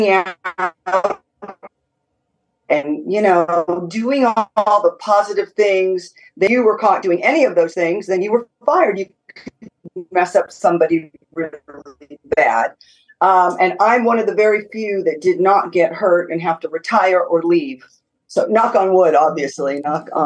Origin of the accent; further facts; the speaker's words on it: Southern California, United States; moved away as an adult; now in Tennessee, United States; I'm born and raised in California.